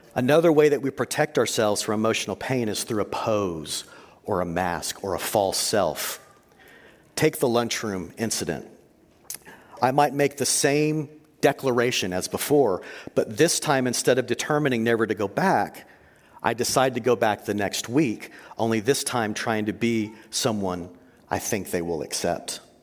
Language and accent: English; Texas, United States; I grew up in Texas